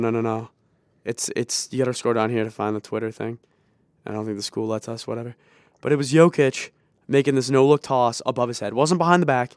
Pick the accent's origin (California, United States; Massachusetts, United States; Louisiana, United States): Massachusetts, United States; Boston; we're from Boston